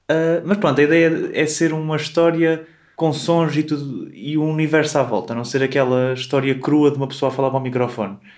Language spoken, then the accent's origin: Portuguese; Coimbra, Centro, Portugal; Eu sou aqui de Coimbra